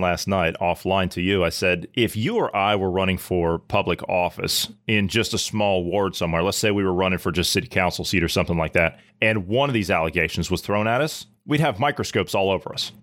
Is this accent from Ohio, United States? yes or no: yes; Ohio, United States; my home state of Ohio